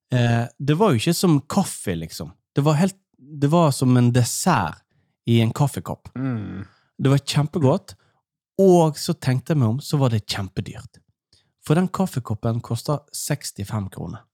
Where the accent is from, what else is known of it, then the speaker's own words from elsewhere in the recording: Norway; jeg er fra Allmenningen